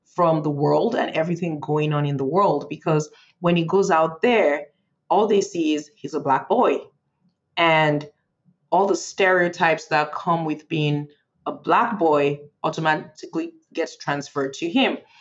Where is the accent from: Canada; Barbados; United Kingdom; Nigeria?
Nigeria; moved away as an adult; now in Frederick, United States; I was born in Nigeria and I grew up in Nigeria, uh, and I moved to the U.S. for college.